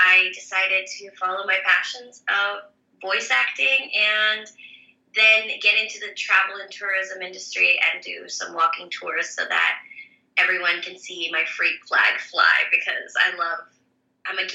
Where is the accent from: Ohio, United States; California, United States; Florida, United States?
Florida, United States; Orlando; also born or lived in New York; I was raised, even though I was born in New York, I was raised in Orlando